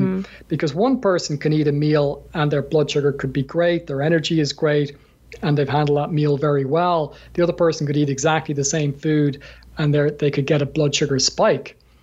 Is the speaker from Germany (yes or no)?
no; Ireland; from my accent, I'm from Ireland, so um, we're we're known for a, a, drinking culture